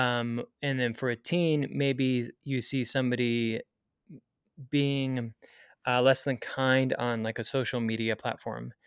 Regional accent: Springville, Utah, United States; also born or lived in Provo, Utah; I grew up in Springville, Utah, so I've stayed in a pretty similar area in my life

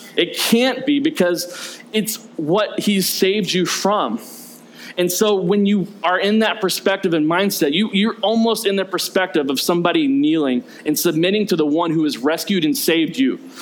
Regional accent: the South, United States; I grew up in the South.

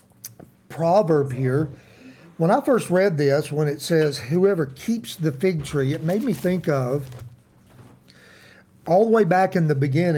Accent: Tennessee, United States; I'm a hillbilly. We're from Tennessee. We love banjos around here

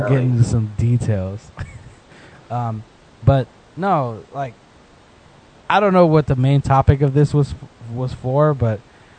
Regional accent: United States; I was born in America, so I'm first generation of my family.

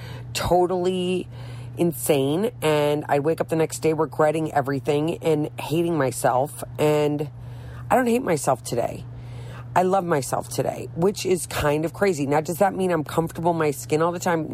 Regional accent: St. Louis, Missouri, United States; moved away as an adult; now in Florida, United States; I'm from St. Louis, Missouri, which is kind of south

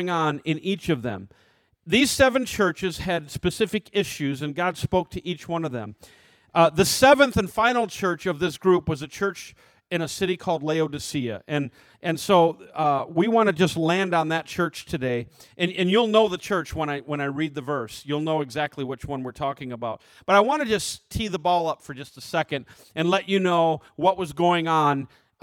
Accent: United States; as American Christians

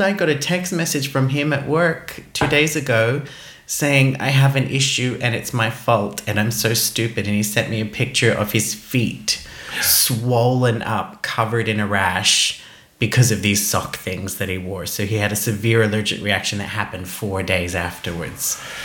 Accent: Australia; moved away; Growing up in Australia

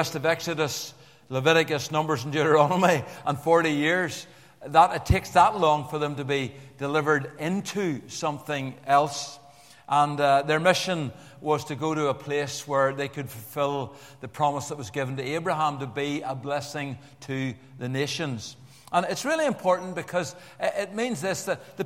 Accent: Belfast, Northern Ireland, United Kingdom; accent: Belfast; my harsh, some would unkindly say, Belfast accent

